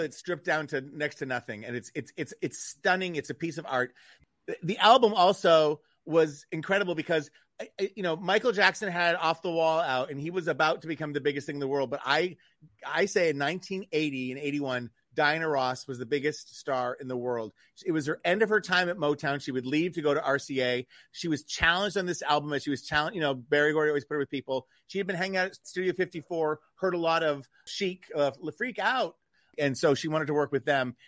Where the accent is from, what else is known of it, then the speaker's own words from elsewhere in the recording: Newport, New Hampshire, United States; in my hometown, Newport, New Hampshire, growing up